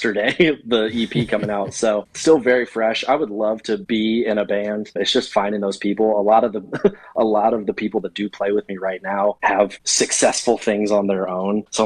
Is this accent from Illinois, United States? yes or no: yes; Monticello, Illinois, United States; moved away as an adult; now in Nashville, United States; I'm originally from Monticello, Illinois, but I have lived in Nashville for the last 6 years now.